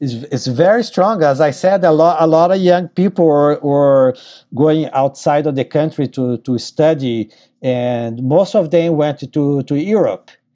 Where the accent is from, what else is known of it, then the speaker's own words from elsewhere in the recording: Tatuí, São Paulo, Brazil; moved away as an adult; also born or lived in Purchase, New York / New York City; my hometown named Tatuí. in the state of São Paulo, Brazil